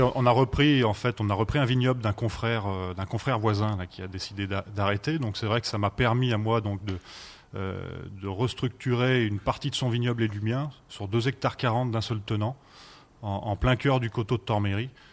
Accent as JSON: {"language": "French", "area": "Savoie", "region": "Auvergne-Rhône-Alpes", "country": "France", "said": "on est français finalement que depuis 1860."}